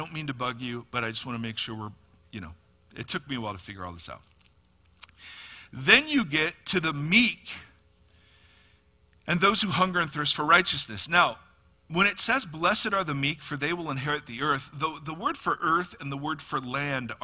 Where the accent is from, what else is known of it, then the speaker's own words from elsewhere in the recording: United States; American Christians